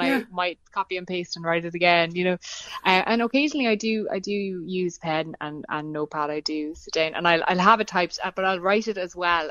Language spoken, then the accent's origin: English; Ireland; growing up in Ireland as a, as a young woman